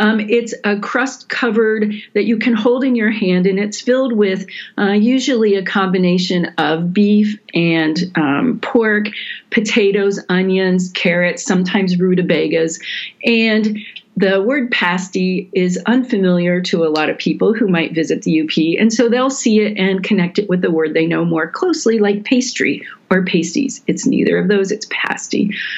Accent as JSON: {"language": "English", "region": "Ohio", "country": "United States", "lives_now": "Michigan, United States", "said": "I am a Michigander now. I've lived here longer than I ever lived in Ohio, but I also have Buckeye roots and consider myself a transplant in that way too."}